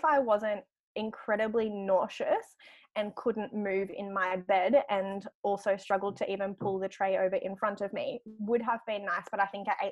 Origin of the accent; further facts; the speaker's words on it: Grafton, New South Wales, Australia; now in Gold Coast, Australia; I grew up in Grafton